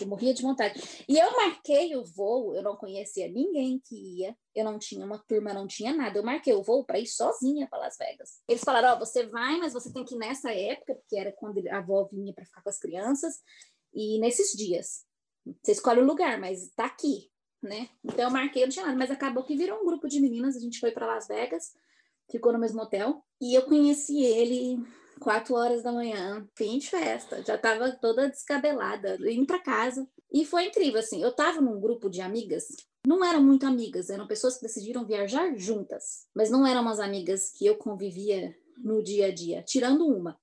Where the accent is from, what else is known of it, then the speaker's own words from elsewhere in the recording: Brazil; moved away as an adult; also born or lived in Chicago / New Hampshire; now in United States; Eu sou do Brasil. Vou voltar para o Brasil eventualmente